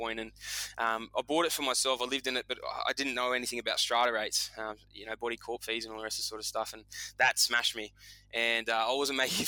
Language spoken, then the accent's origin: English; Southern Highlands, New South Wales, Australia; I grew up in the Southern Highlands